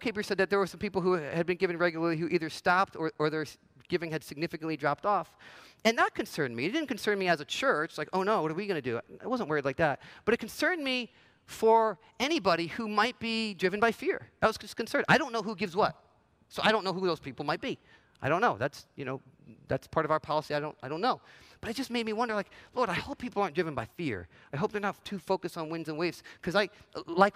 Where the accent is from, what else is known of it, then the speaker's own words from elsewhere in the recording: New Jersey, United States; moved away as an adult; also born or lived in Los Angeles, United States; I grew up in New Jersey, spent some time in L.A. through my 20s, and then felt called to come back to New Jersey